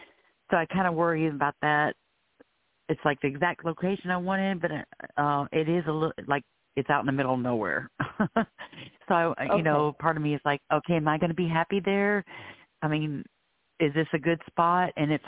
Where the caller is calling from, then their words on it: Florida, United States; I'm calling from Florida.